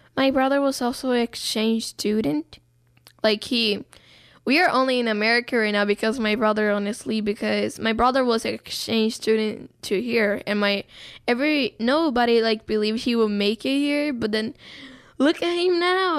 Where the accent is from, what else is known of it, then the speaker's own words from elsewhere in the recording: Brazil; now in United States; I'm Brazilian. I'm not, like, I don't say that I'm white Brazilian, I just say I'm Brazilian